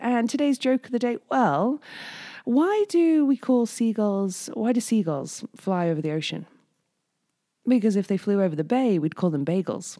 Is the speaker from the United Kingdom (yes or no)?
yes; United Kingdom; now in Whistler, Canada; I'm originally British